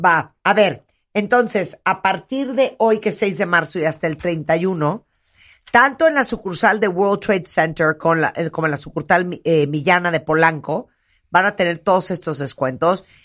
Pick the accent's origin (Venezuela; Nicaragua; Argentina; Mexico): Nicaragua; soy nicaragüense